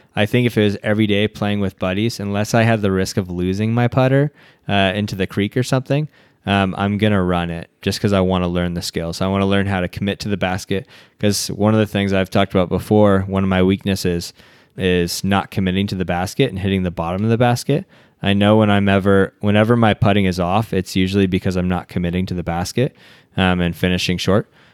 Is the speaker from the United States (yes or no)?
yes; United States; our culture as American culture